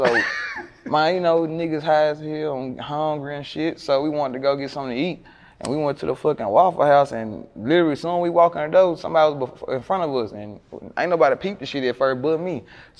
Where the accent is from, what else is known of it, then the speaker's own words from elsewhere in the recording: Memphis, Tennessee, United States; I was born in the Haven.